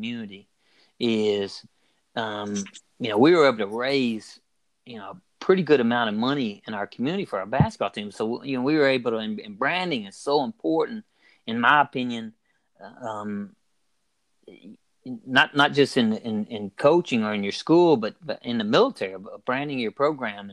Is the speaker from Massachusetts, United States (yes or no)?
no; Logan County, Kentucky, United States; moved away as an adult; now in Imperial Beach, United States; growing up in Logan County